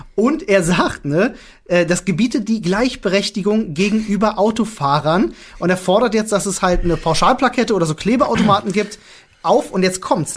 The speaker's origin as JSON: {"language": "German", "region": "Berlin", "country": "Germany", "said": "Ich bin Berliner"}